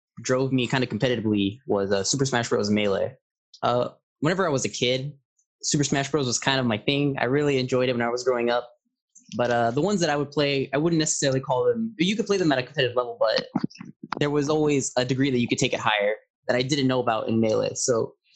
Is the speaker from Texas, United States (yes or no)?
yes; San Antonio, Texas, United States; I am from San Antonio